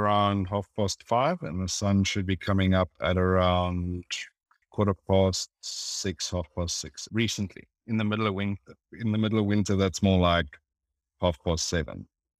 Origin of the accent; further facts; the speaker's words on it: South Africa; I'm South African